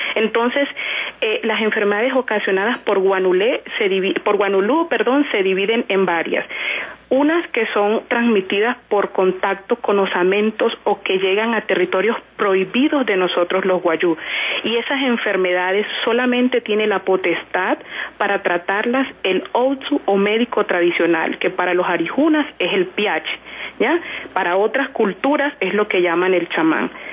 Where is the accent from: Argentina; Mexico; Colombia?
Colombia; La Guajira; los que somos de La Guajira